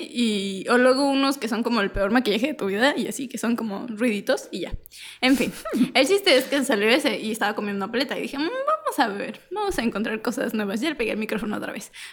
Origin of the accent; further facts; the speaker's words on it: Mexico; born there; Nací en México. México.